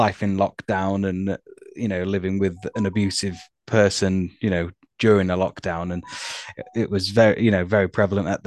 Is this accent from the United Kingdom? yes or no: yes; Harrogate, Yorkshire and the Humber, United Kingdom; I'm from Harrogate in North Yorkshire